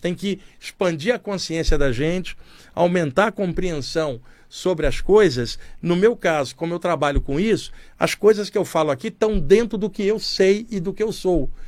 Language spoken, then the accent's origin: Portuguese; Brazil; Eu estou bem aqui como brasileiro